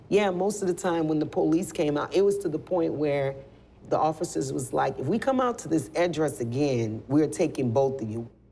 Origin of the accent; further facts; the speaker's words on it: New Orleans, Louisiana, United States; moved away; I'm from originally from New Orleans, Louisiana. So I've been through Katrina.